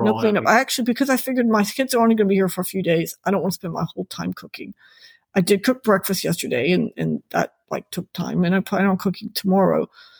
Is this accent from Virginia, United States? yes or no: yes; Virginia, United States; now in Florida, United States; my home state of Virginia